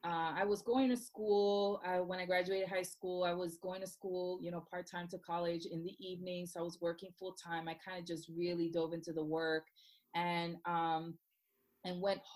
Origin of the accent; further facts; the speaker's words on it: Puerto Rico; now in Orlando, United States; she only spoke Spanish when we moved here from Puerto Rico, you know, to Orlando, Florida.